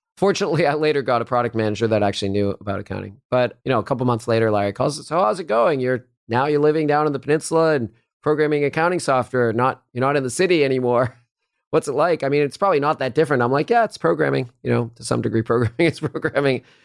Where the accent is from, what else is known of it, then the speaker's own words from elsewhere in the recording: Lexington, Massachusetts, United States; moved away as an adult; now in Silicon Valley, United States; I grew up in Lexington, Massachusetts, near Boston.